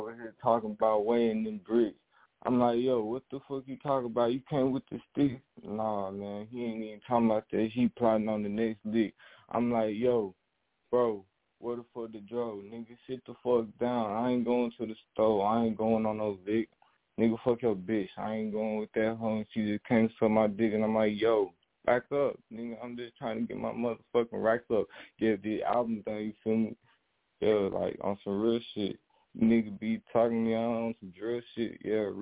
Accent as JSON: {"language": "English", "area": "Coleman", "region": "Alabama", "country": "United States", "said": "I'm from Coleman, Alabama"}